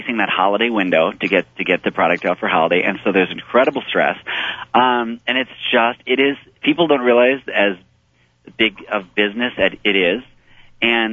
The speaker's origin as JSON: {"language": "English", "region": "Midwest", "country": "United States", "tie": "born or raised there", "said": "I was raised in the Midwest."}